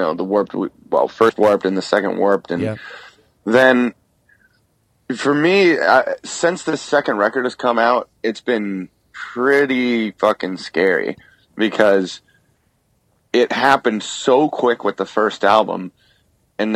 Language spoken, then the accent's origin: English; United States; as an American band